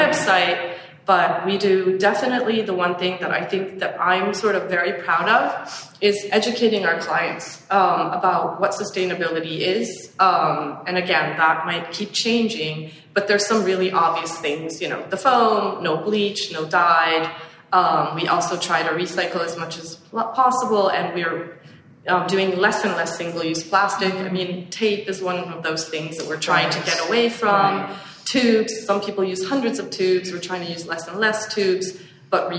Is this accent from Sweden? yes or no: yes; Sweden; now in New York, United States; I grew up in Sweden foraging